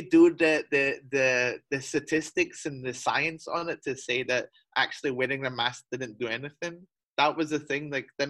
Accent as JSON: {"language": "English", "country": "United Kingdom", "moved": "yes", "lives_now": "China", "said": "I'm British, but I'm entitled to nothing because I work and live in China."}